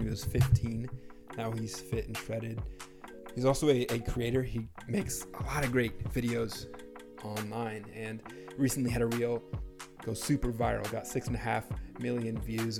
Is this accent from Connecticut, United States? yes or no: no; New Hampshire, United States; Growing up in New Hampshire